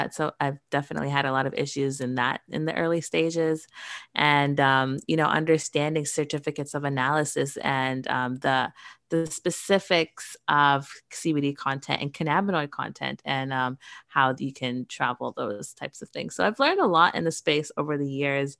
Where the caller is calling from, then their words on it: Toronto, Ontario, Canada; I am joining from Toronto, Canada today.